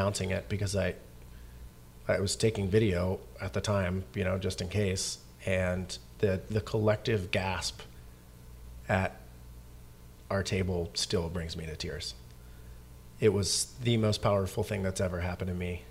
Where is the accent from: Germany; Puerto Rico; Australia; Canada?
Canada; now in Seattle, United States; I'm an immigrant from Canada.